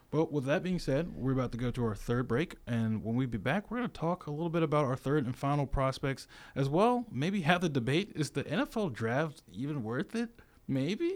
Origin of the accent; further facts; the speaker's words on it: Virginia, United States; now in Tuscaloosa, United States; my hometown, Virginia